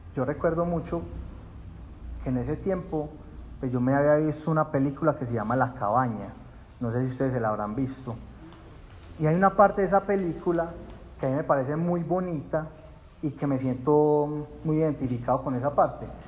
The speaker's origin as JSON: {"language": "Spanish", "town": "Puerto Nare", "region": "Antioquia", "country": "Colombia", "tie": "born or raised there", "said": "yo crecí en Puerto Nares"}